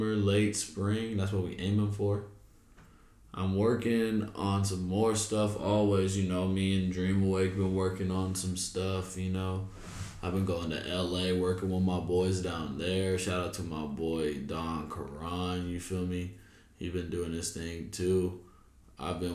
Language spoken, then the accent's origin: English; Texas, United States; also born or lived in California; now in San Jose, United States; I'm from Texas